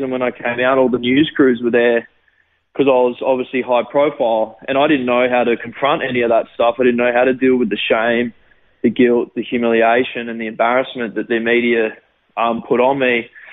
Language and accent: English; Gold Coast, Queensland, Australia; also born or lived in Sydney, Australia; I lived there for about six months and then moved to the Gold Coast, and I've lived on the Gold Coast ever since.